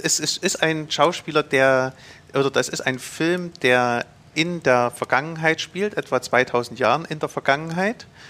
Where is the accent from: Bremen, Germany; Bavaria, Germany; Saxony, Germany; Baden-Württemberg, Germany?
Saxony, Germany; Zschopau; Ich bin in den Schobau groß geworden